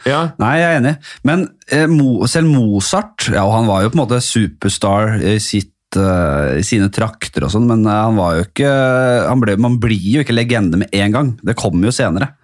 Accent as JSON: {"language": "Norwegian", "region": "Oslo", "country": "Norway", "said": "jeg er fra Bekkelaget."}